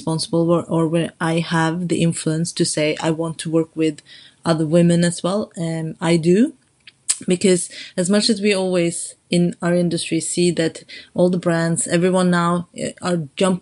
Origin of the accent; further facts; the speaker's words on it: Oslo, Norway; moved away as an adult; now in London, United Kingdom; I grew up in Norway